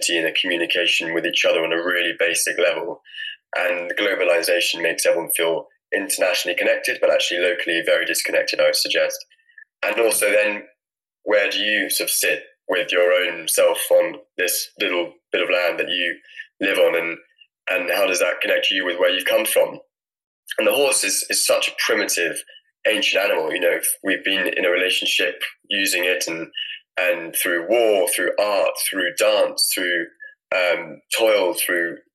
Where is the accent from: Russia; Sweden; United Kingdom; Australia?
United Kingdom; Scotland; I'm from Scotland and live in a little farm just north of Edinburgh, and had some ponies when I was younger